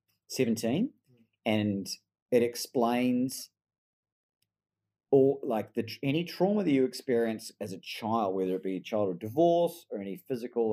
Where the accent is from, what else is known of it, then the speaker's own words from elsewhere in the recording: New Zealand; now in Melbourne, Australia; I've got an Australian passport, but I was born in New Zealand